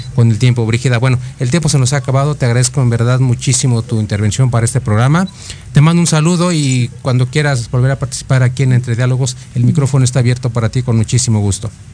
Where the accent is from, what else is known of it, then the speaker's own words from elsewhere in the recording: Mexico; los mexicanos